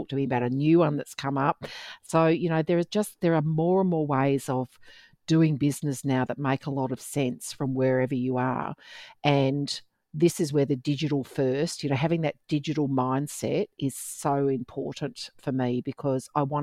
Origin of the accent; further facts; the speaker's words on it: Perth, Western Australia, Australia; moved away; Perth, my home state